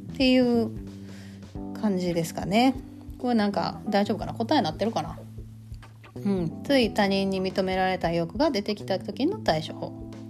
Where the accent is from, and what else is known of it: Kansai, Japan; accent: Kansai-ben